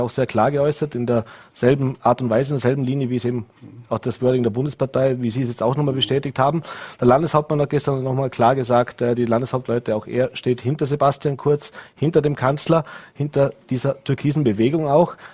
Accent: Vorarlberg, Austria; Plastikpfand als Vorarlberger von unseren deutschen Nachbarn, ja.

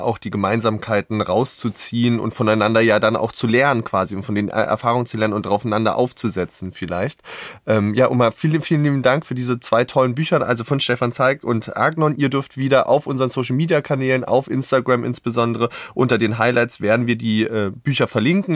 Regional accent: Berlin, Germany; als Berliner

